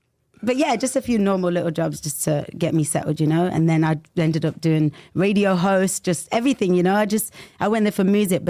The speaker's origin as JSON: {"language": "English", "town": "Nottingham", "region": "East Midlands", "country": "United Kingdom", "tie": "born or raised there", "moved": "as an adult", "lives_now": "London, United Kingdom", "said": "So I'm from Nottingham, actually."}